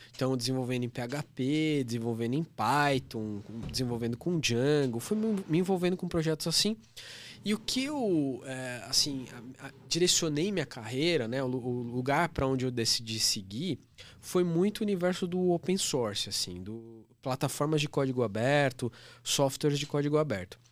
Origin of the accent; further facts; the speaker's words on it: Guarulhos, São Paulo, Brazil; lá no lugar onde eu nasci, que é região metropolitana de São Paulo, cidade de Guarulhos